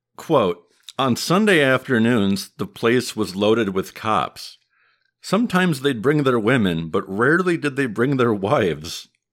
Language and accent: English; Midwest, United States; accent: Midwest; my Midwest accent